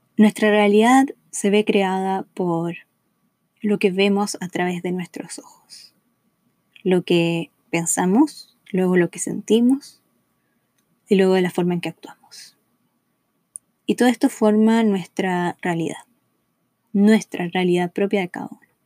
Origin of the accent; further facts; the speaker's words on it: Chile; moved away as an adult; now in Los Angeles, United States; Soy chilena, vivo en Los Ángeles, California, hace cinco años